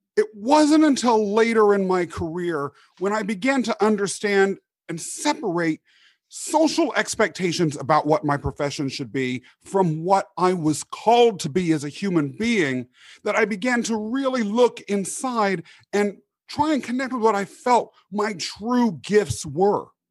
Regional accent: Kansas, United States; moved away; growing up in Kansas

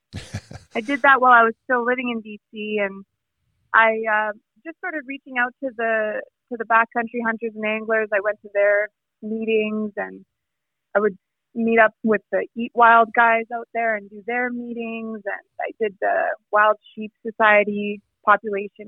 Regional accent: Calgary, Alberta, Canada; moved away as an adult; also born or lived in Vancouver; I grew up in Calgary, Alberta

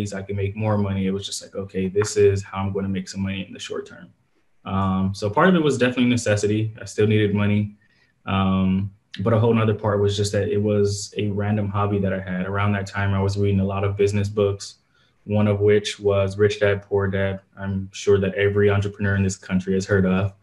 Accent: Compton, California, United States; Born and raised in Compton, California

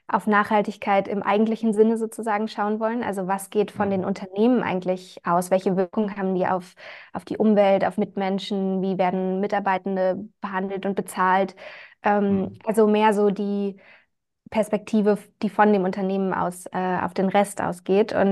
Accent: Germany; now in Vienna, Austria; ja, wir sind ein Startup aus Wien. Ich komme ursprünglich aus Deutschland

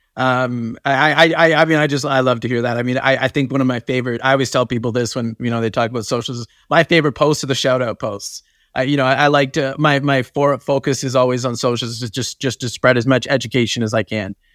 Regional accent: Canada; I'm from, I'm from Canada

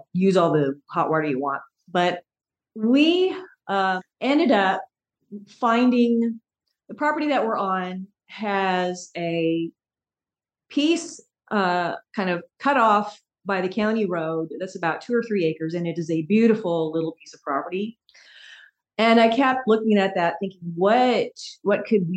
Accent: Bellevue, Washington, United States; moved away as an adult; now in Eastern Washington, United States; I was born over in Bellevue

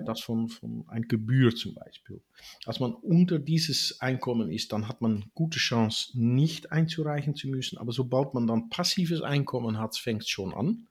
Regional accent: Netherlands; ich bin in, in Holland geboren von einem holländischen Vater und einer amerikanischen Mutter

